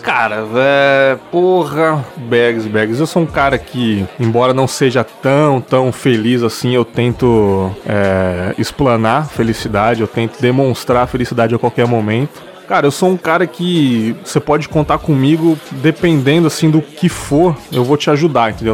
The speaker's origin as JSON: {"language": "Portuguese", "region": "São Paulo", "country": "Brazil", "tie": "born or raised there", "moved": "yes", "lives_now": "Espírito Santo, Brazil", "said": "nasci em São Paulo capital"}